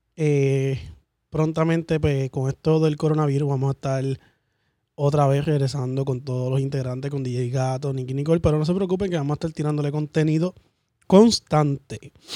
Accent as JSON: {"language": "Spanish", "town": "Orlando", "region": "Florida", "country": "United States", "said": "Yo soy de acá de Orlando"}